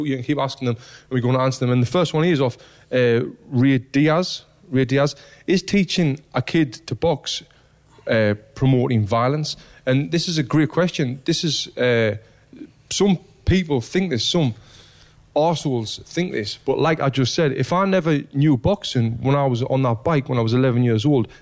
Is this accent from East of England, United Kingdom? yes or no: no; Sunderland, North East England, United Kingdom; where I grew up in Sunderland